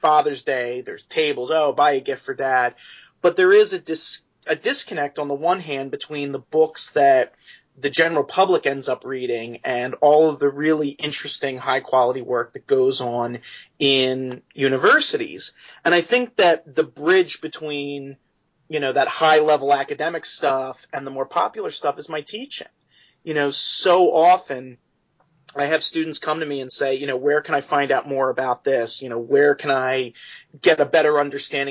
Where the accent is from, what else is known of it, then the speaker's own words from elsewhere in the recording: Philadelphia, Pennsylvania, United States; Philadelphia, my hometown